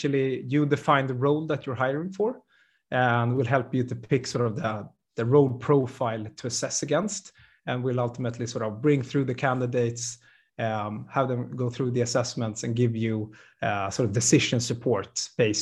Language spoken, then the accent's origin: English; Sweden; born and raised in Sweden